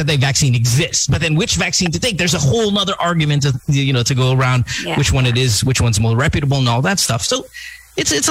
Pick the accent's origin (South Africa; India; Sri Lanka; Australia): India; I'm Indian myself